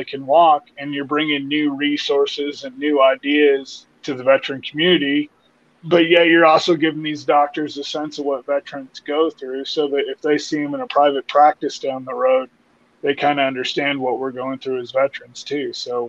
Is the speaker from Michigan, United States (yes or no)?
no; Spokane, Washington, United States; now in Deer Park, United States; I'm in Deer Park, which is about an hour north of Spokane, which is my hometown. But I left Spokane